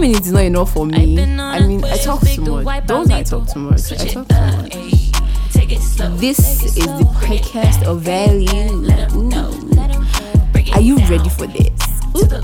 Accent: Port Harcourt, Rivers State, Nigeria; also born or lived in Edo State; I'm 21 years old. I mean, so young. I was born on the 11th of February 2000. I am the first child and the only daughter of 4 children, and I was raised in Port Harcourt

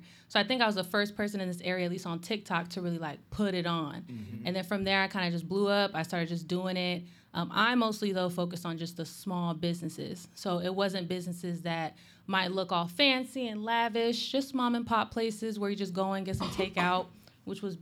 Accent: San Diego, California, United States; now in Virginia Beach, United States; I'm originally from San Diego

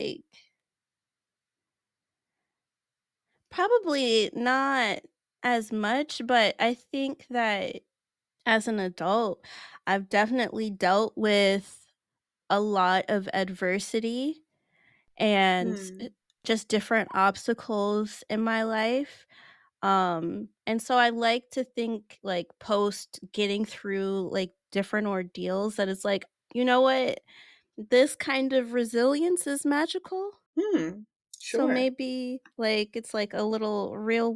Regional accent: Nigeria; It's a Nigerian name

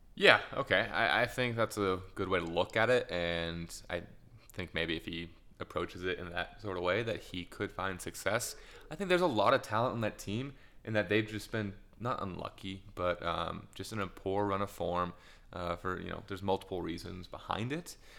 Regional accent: United States; as an American

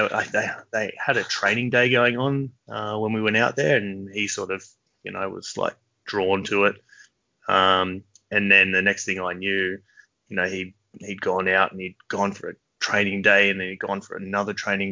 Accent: Sydney, New South Wales, Australia; I've always been a hills boy pretty much my whole life

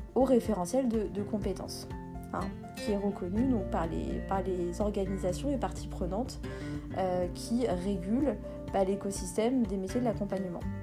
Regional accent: Béjaïa Province, Algeria; je suis née en Algérie. Euh, donc je suis kabyle berbère. Je, je viens de la euh, wilaya de Béjaïa

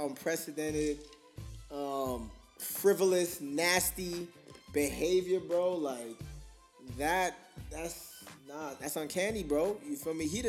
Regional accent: New York City, New York, United States; moved away; also born or lived in Japan / South Dakota; I'm from New York

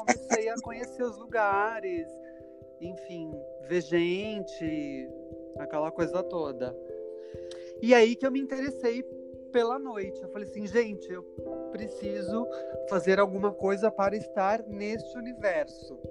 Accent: São Paulo, Brazil; Eu nasci, sou nascido e criado em São Paulo.

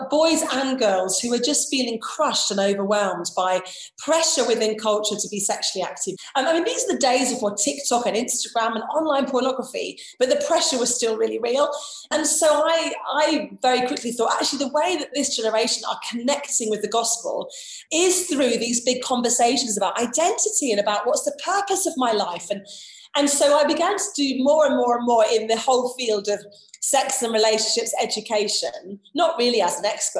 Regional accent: southern England, United Kingdom; accent: southern; moved away as an adult; also born or lived in London; now in Preston, United Kingdom; I'm a southerner living in the north. I think I'll always be a foreigner up here. I think they'll just hear my accent

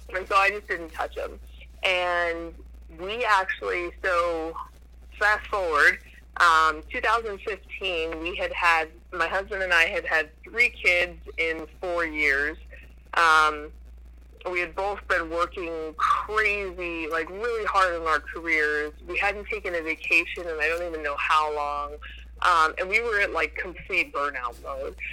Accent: New Hampshire, United States; I grew up mostly in New Hampshire.

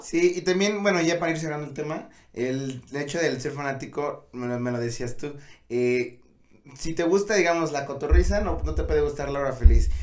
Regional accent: Tlaxcala, Mexico; somos de Tlaxcala

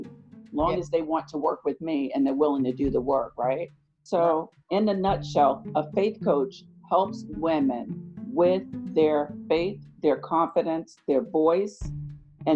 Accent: New York, United States; now in Charlotte, United States; Originally born and raised in New York.

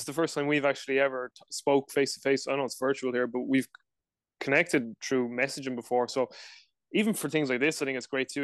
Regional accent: Dublin, Leinster, Ireland; I'm from Dublin, Ireland, live in Ireland uh, currently as well

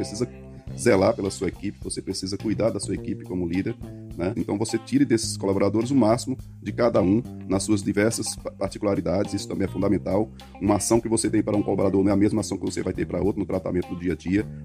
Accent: Bahia, Brazil; moved away as an adult; now in Ceará, Brazil; Eu sou baiano, voltei aqui para o Ceará, tá? Estou aqui há quase 22 anos.

